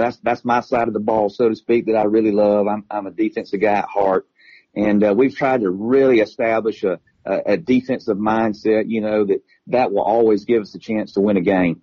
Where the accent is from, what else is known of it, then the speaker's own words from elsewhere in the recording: Stephens County, Georgia, United States; in high school back at Stevens County